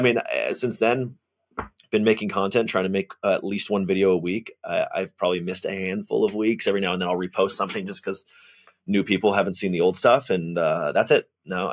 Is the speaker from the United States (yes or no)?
yes; Atlanta, Georgia, United States; I'm from Atlanta, Georgia, originally born and mostly raised